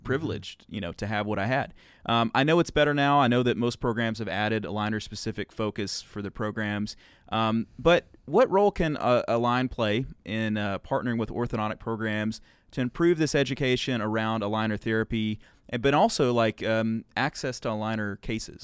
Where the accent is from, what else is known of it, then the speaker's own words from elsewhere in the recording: Arkansas, United States; I grew up in Arkansas